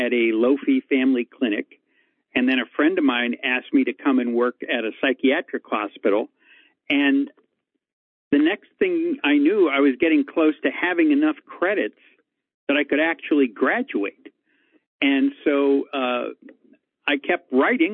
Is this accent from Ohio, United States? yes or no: no; Pittsburgh, Pennsylvania, United States; moved away as an adult; also born or lived in Hollywood; now in Los Angeles, United States; I was born and raised in Pittsburgh, went to Pitt, and came out here to Hollywood